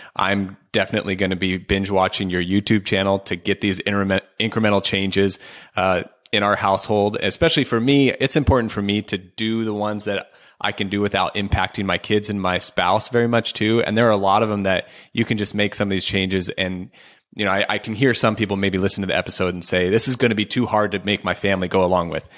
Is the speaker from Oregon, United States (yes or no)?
yes; Oregon, United States; I'm from Oregon